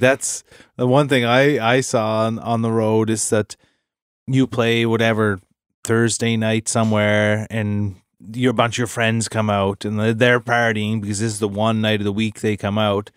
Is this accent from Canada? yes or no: yes; Nova Scotia, Canada; we're from Nova Scotia, small town Nova Scotia